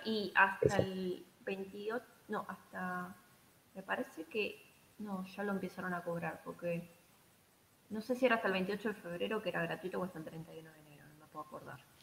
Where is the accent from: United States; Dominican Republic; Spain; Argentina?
Argentina; Buenos Aires; moved away as an adult; now in Iceland; Estando en Buenos Aires, sí, yo soy de Buenos Aires